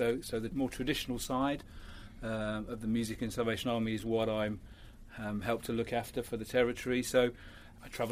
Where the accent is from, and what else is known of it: Birmingham, West Midlands, United Kingdom; born or raised there; also born or lived in Rotherham, South Yorkshire